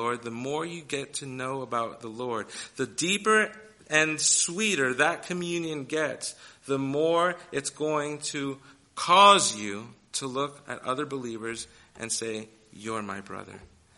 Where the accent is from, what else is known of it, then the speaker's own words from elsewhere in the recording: New York City, New York, United States; I grew up in New York City